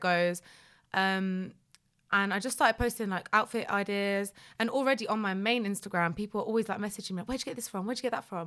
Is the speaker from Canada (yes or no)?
no; London, United Kingdom; also born or lived in Poland / Leicester; I'm from North London